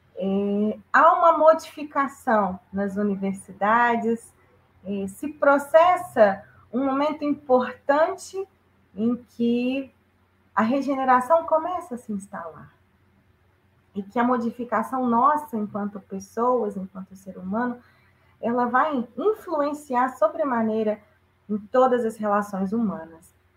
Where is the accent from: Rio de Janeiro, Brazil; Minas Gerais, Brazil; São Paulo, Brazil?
Minas Gerais, Brazil; Juiz de Fora; em Juiz de Fora, minha terra natal